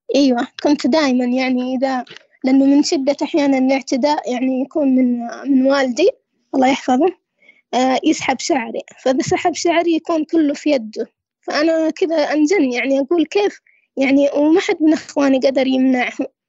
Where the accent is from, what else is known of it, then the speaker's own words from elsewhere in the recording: Saudi Arabia; عندنا في السعودية